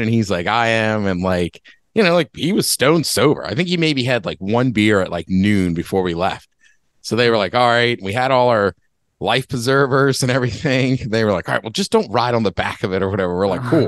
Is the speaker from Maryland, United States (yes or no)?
yes; College Park, Maryland, United States; moved away; I grew up in College Park